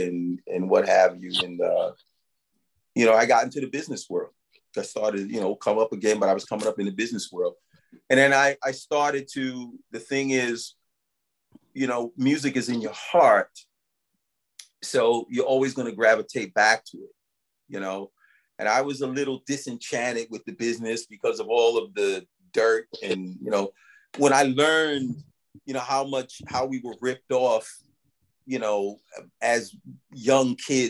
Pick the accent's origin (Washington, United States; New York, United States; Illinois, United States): New York, United States; New York City; I grew up in Brooklyn, East New York